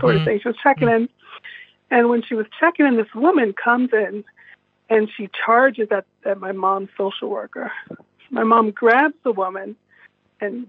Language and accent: English; New York City, New York, United States; I was born in the Castle Hill Projects in the Bronx